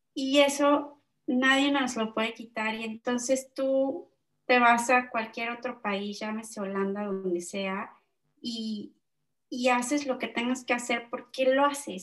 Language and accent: Spanish; Mexico; moved away as an adult; now in Netherlands; como somos mexicanos, ¿no? Yo y mi socio